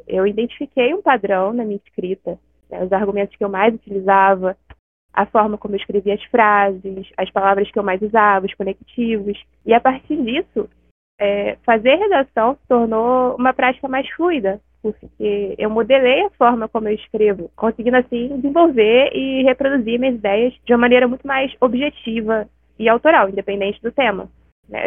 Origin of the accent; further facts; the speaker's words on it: Rio de Janeiro, Brazil; eu tenho 21 anos e sou do Rio de Janeiro.